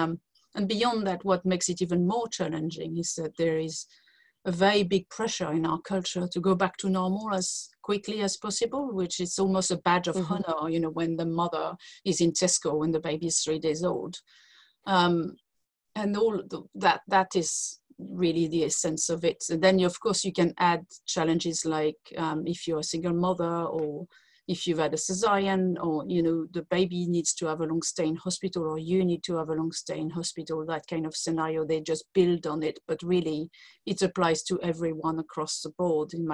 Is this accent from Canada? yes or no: no; France; English is a second language; moved away as an adult; now in United Kingdom; As you can hear from my accent, I'm not from the UK. I was born in France, and I came to live in UK 23 years ago.